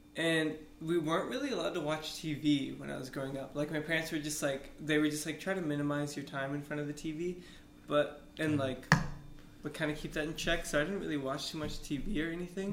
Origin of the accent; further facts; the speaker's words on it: Austin, Texas, United States; I'm from Austin